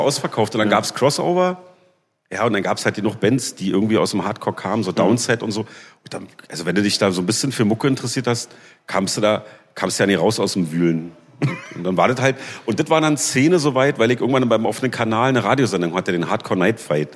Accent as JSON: {"language": "German", "region": "Berlin", "country": "Germany", "tie": "born or raised there", "also_born_or_lived": "Leipzig", "said": "ich bin groß geworden in Berlin-Lichtenberg. Da komme ich gerade auch her. Da wohne ich jetzt wieder."}